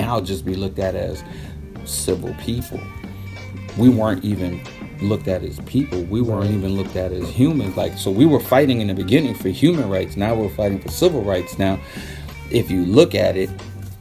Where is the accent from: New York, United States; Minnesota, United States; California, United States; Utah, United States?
New York, United States; New York City; also born or lived in Panama / Rio Abajo, Panama; I was born in Panama, but I was raised in Brooklyn.